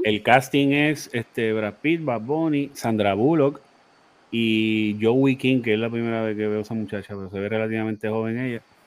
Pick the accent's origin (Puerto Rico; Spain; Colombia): Puerto Rico; nosotros somos una colonia de Estados Unidos.